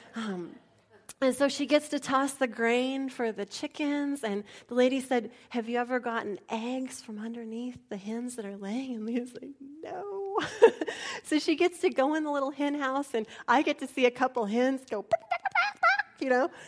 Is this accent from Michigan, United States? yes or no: no; San Antonio, Texas, United States; moved away; When I grew up in San Antonio